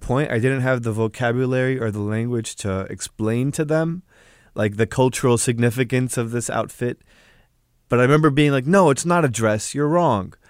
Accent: United States; my parents, they come from Egypt, but I grew up here in the States

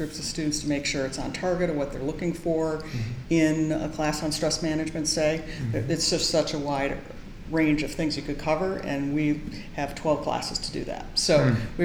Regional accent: Madison, Wisconsin, United States; moved away as an adult; also born or lived in Minnesota / Oxford, Ohio; now in Boston, United States; I grew up in Madison, Wisconsin, went to Minnesota and the Twin City campus and did my undergrad in physical education

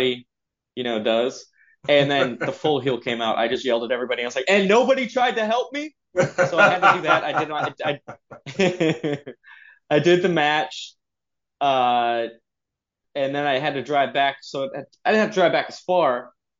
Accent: Long Beach, California, United States; born or raised there

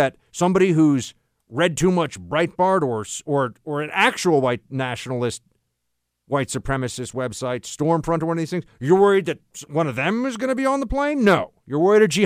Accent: New York City, New York, United States; here in New York City

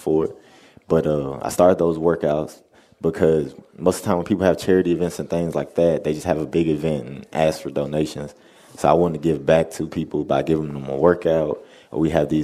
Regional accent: the South, United States; We're both from the South

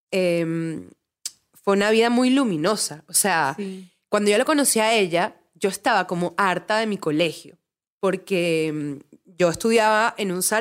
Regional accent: Venezuela; moved away; vengo de Venezuela y tuve que salir de Venezuela tipo por eso.

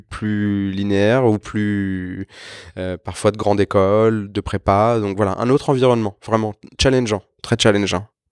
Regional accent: Évry, Île-de-France, France; moved away as an adult; je suis né à Évry, j'ai passé quasiment 25 ans là-bas

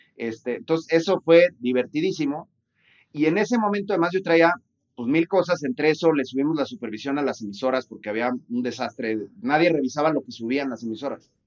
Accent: Guadalajara, Jalisco, Mexico; yo soy de Guadalajara, este, y soy abogado

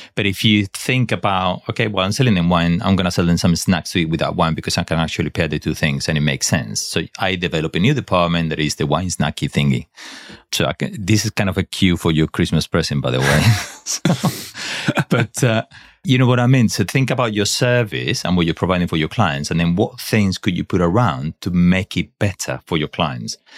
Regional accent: Spain; English is a second language; moved away; I'm not English. I should have been though. No, I'm not. I'm Spanish.

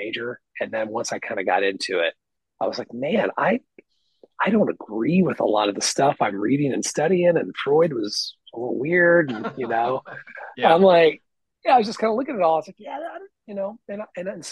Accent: Central Illinois, United States; moved away as an adult; now in Nashville, United States; I grew up in Central Illinois. Like, I grew up in the cornfields of Illinois

